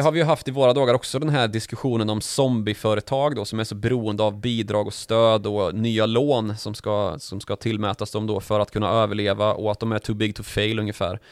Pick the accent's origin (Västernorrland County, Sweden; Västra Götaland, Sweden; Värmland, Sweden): Värmland, Sweden; Karlstad; när jag var liten i Karlstad